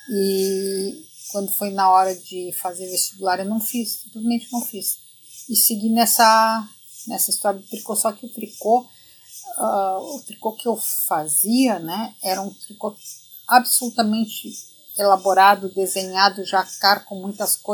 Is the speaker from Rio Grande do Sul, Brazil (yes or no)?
yes; Rio Grande do Sul, Brazil; Porque eu sendo gaúcha e sendo criada